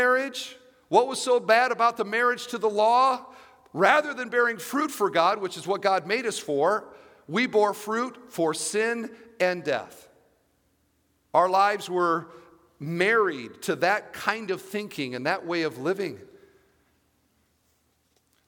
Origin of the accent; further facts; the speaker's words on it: Iowa, United States; now in Indiana, United States; I grew up in Iowa, and we had 3 acres